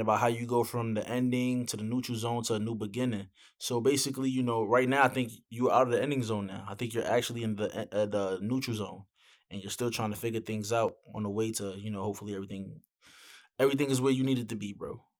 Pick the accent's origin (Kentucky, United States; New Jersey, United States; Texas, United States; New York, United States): New York, United States; I'm from New York.